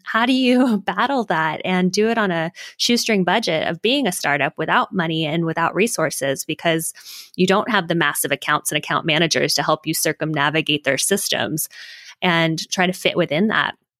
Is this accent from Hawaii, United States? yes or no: yes; Hawaii, United States; moved away; also born or lived in Silicon Valley; I'm originally from Hawaii